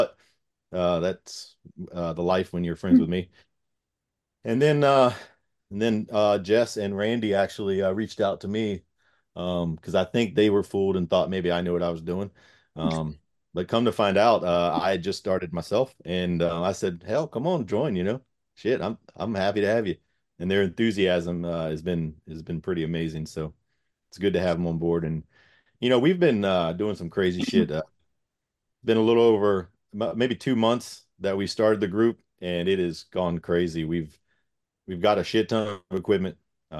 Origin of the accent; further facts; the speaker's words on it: Gloucester County, Virginia, United States; I'm born and raised in Gloucester County. It's like a small little town, just a few minutes away from where we work.